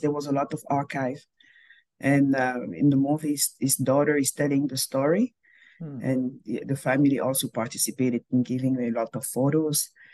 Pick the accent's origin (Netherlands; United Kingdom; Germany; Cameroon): Cameroon; moved away as an adult; also born or lived in Montreal, Canada / Calgary, Canada; now in Manitoba, Canada; I was born and raised in Cameroon.